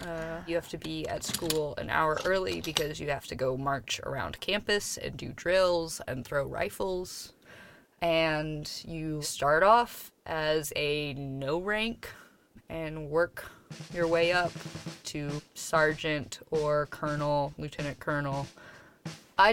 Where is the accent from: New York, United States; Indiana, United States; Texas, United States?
Texas, United States; moved away; also born or lived in Maine / Louisiana; still a Texan, just with roots all over the place now.